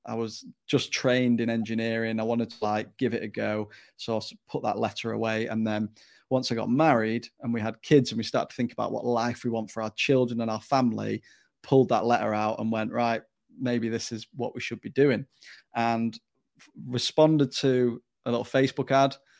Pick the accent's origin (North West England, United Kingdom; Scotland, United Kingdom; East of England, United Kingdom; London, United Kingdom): North West England, United Kingdom; Stockport; moved away as an adult; also born or lived in Newcastle upon Tyne; I'm originally from South Manchester, Stockport, to be, uh, exact, and, uh, I grew up in, in that area